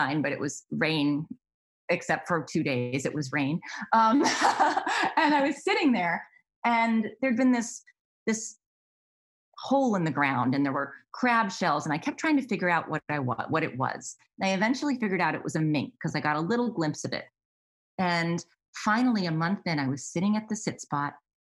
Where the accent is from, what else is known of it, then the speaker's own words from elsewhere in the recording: Massachusetts, United States; I grew up in Massachusetts.